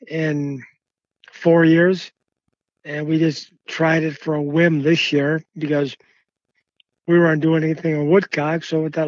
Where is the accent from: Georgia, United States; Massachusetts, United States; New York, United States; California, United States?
Massachusetts, United States; moved away; also born or lived in Maine; I grew up in Massachusetts at first, had dogs all my life